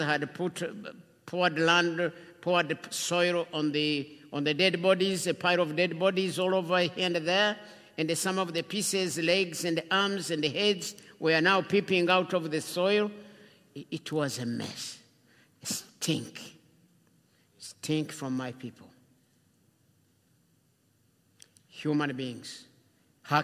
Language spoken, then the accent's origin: English; Rwanda; moved away; also born or lived in Uganda; I'm from Rwanda. I'm Rwandese by birth and by nature.